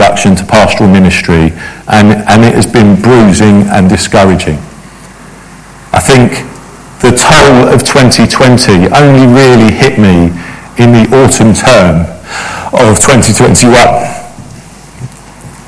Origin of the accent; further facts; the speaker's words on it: London, United Kingdom; I grew up in Battersea